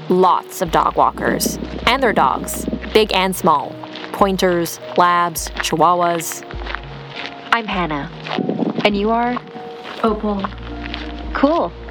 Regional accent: Cleveland, Ohio, United States; I'm from Cleveland.

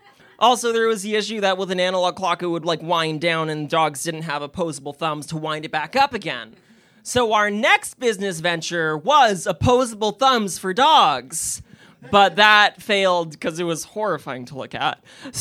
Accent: Kitchener, Ontario, Canada; I'm from Kitchener, Waterloo, and I'm here to pitch to you my company, Accessawoof

